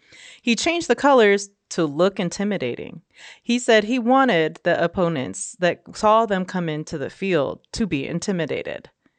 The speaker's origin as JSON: {"language": "English", "town": "San Jose", "region": "California", "country": "United States", "tie": "born or raised there", "said": "And when I grew up in San Jose, California, that's when you would go to a game at the Coliseum"}